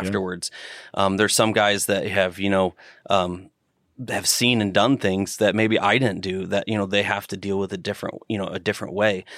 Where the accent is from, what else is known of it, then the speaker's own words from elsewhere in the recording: Northern Indiana, United States; Northern Indiana